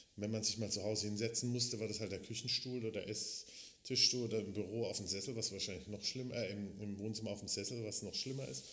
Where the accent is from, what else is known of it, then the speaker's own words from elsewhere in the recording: Baden-Württemberg, Germany; moved away; aus dem Badischen, wo ich herkomme